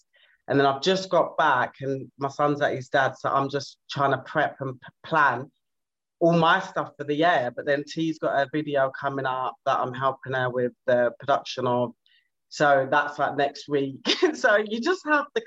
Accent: London, United Kingdom; I'm from South London

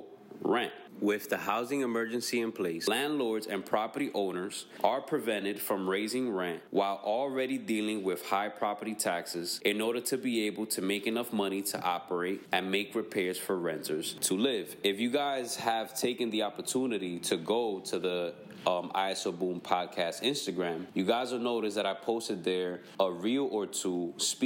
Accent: New York City, New York, United States; I was born and raised in New York City in 1994

